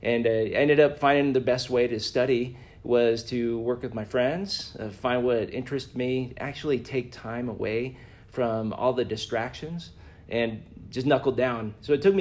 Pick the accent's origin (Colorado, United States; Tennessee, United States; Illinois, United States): Colorado, United States; Littleton; also born or lived in Aurora, Colorado; I'm from Colorado, so I went to high school here in Colorado. It's my home state.